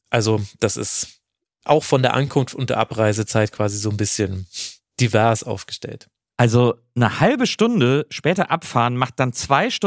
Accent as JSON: {"language": "German", "town": "Munich", "region": "Bavaria", "country": "Germany", "said": "ich komme ja aus München."}